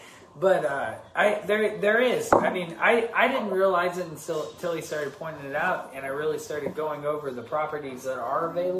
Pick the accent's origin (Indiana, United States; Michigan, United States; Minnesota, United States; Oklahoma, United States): Oklahoma, United States; Owasso; I'm grew up in Owasso. I'm from the Tulsa area.